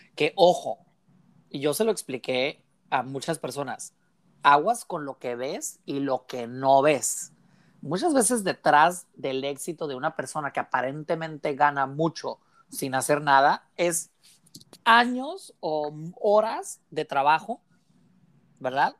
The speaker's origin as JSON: {"language": "Spanish", "town": "Mexicali", "region": "Baja California", "country": "Mexico", "said": "tú y yo somos aquí de Mexicali"}